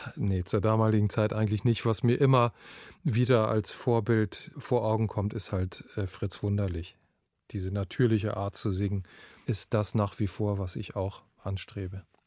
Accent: Northern Germany, Germany; also born or lived in Bayreuth; Ich komme nun mal aus dem Norden und habe sicherlich auch ganz große Teile dieser Mentalität geerbt und gelernt und erlernt

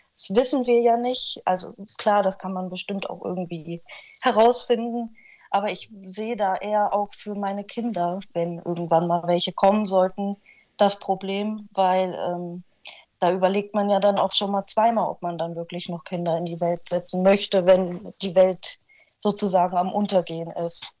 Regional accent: Frankenberg, Hesse, Germany; ich sehe mich hier bei uns in Frankenberg immer noch glücklich am Arbeiten

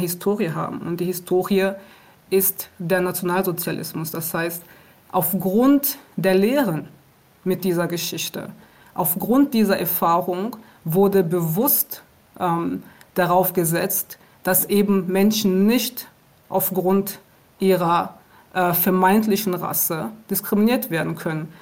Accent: Aachen, North Rhine-Westphalia, Germany; moved away as an adult; also born or lived in Rwanda; now in Berlin, Germany; Ich bin in Ruanda geboren und ich äh, bin mit meiner Familie im Jahr 1994 nach Deutschland gekommen aufgrund des äh, Völkermordes in Ruanda. Und ich bin in Aachen aufgewachsen

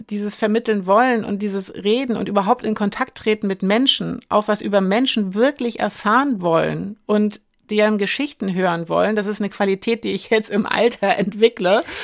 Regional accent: East Germany, Germany; Ich habe eben auch meine ostdeutschen Eltern und meine ostdeutsche Heimat und ich komme aus der Nummer auch nicht mehr raus.

